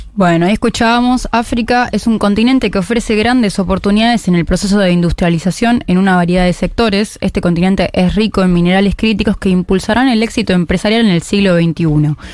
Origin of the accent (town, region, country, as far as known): Argentina